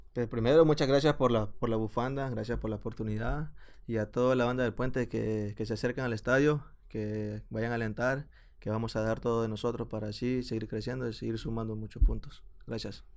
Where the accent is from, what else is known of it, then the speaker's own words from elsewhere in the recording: El Salvador; moved away as an adult; now in Sacramento, United States; como salvadoreño yo te digo